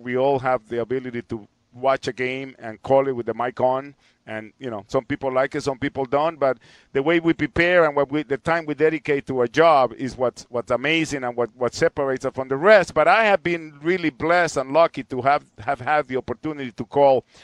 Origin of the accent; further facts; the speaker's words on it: San Salvador, El Salvador; now in Cleveland, United States; growing up in El Salvador